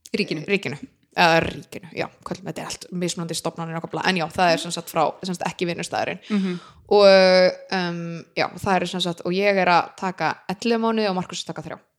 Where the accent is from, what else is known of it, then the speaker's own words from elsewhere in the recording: Iceland; moved away; ég er frá Íslandi